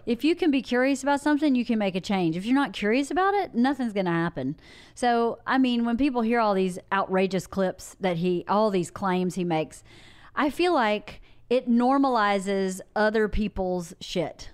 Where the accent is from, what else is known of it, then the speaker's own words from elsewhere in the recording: Georgia, United States; I'm from Georgia.